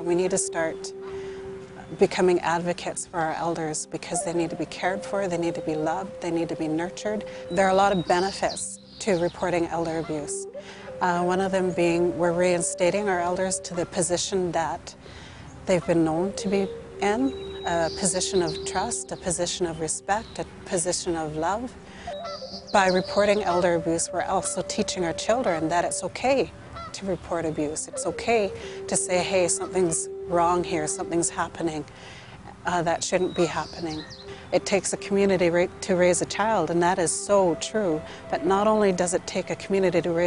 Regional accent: Gwa'sala-'Nakwaxda'xw Nation, British Columbia, Canada; I'm from the Gwasala Nakwadok tribe

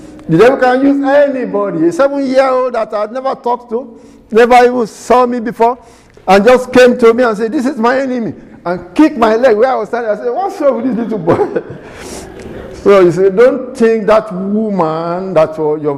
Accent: Nigeria; moved away as an adult; also born or lived in Ibadan, Nigeria; now in United States; my name being Nigerian

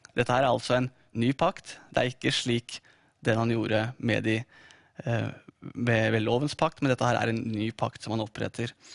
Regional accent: Drammen, Buskerud, Norway; fikk jeg min eh, første bibel av eh, De frie venner i Drammen, i menigheten der jeg vokste opp

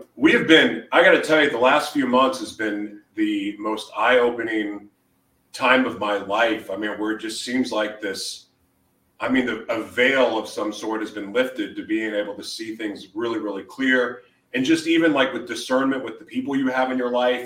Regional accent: Oklahoma City, Oklahoma, United States; moved away; also born or lived in Hawaii; I grew up in Oklahoma City um, hmm. before I moved away.

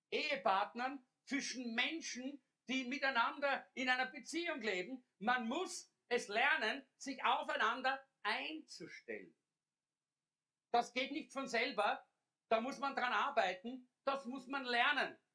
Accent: Austria; Sie ist aufgewachsen in Schweden, ich in Österreich.

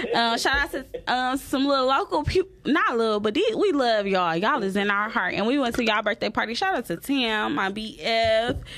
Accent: the South, United States; I'm from the South

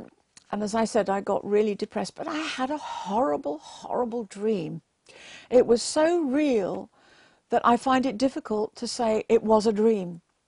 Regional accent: England, United Kingdom; born there; I was born in England, and my parents went to church every single Sunday. And we thought, because we were born in a Christian country and that we went to church every Sunday, that we were going to heaven.

